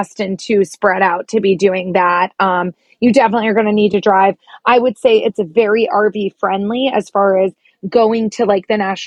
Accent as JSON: {"language": "English", "region": "Florida", "country": "United States", "tie": "born or raised there", "said": "growing up in Florida"}